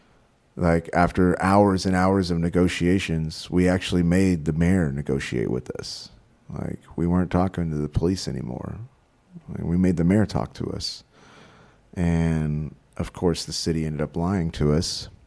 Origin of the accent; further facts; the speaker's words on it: Texas, United States; moved away; also born or lived in San Marcos, Texas / Houston, Texas / Portland, Oregon; I'm from Texas. I don't know if you know this about us Texans